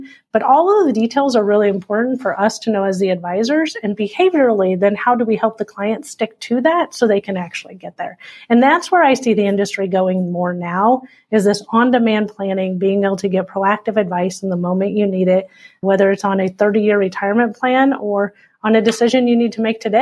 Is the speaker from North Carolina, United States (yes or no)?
no; Nebraska, Iowa side of Omaha, United States; moved away as an adult; also born or lived in Wisconsin; now in Omaha, United States; I'm originally from here, our corporate headquarters in Omaha, Nebraska. I grew up just on the Iowa side